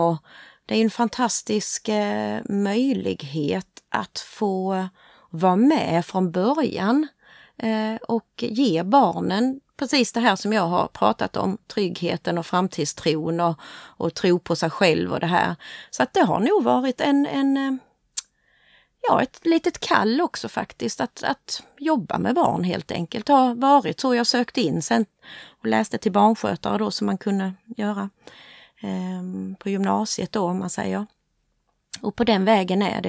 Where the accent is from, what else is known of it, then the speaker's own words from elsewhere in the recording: Hässleholm, Skåne, Sweden; accent: Scanian; also born or lived in Motala; jag är född i Motala, men eh, mamma och pappa och jag, vi flyttade hit till Hässleholm när jag var tre år. så därför är jag ju hässleholmare